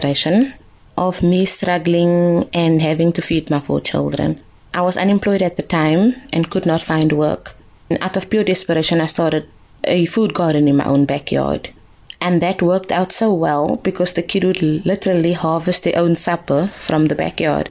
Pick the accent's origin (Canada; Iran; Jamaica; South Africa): South Africa; I was also chosen as a South African ambassador to the Samsung head office in Seoul in South Korea